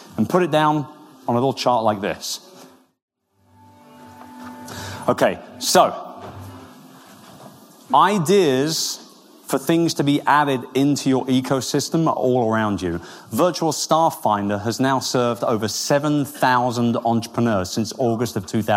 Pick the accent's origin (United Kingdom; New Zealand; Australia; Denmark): United Kingdom; Wimbledon, London; moved away; I'm from Wimbledon. I was born about 10 minutes away from Centre Court